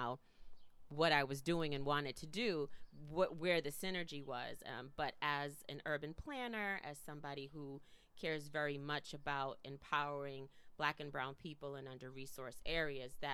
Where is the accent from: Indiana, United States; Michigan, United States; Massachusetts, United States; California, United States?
Massachusetts, United States; Boston; also born or lived in Philadelphia; we moved from Boston when I was in the fifth grade to the suburbs